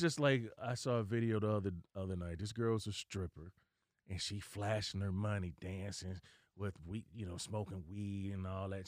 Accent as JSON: {"language": "English", "town": "Dayton", "region": "Ohio", "country": "United States", "moved": "yes", "said": "I'm originally from Dayton, Ohio. I was home visiting my family"}